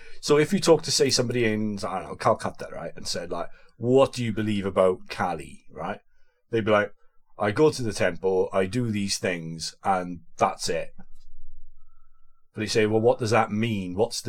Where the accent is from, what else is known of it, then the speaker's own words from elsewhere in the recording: United Kingdom; we invented as British people